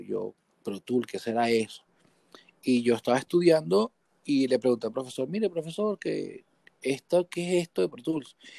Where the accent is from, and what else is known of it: Guatire, Miranda, Venezuela; born or raised there; also born or lived in Caracas